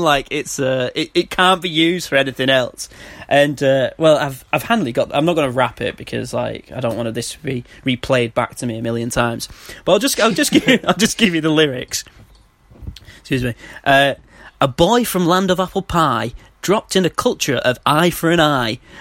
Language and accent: English; Manchester, North West England, United Kingdom; I'm from Manchester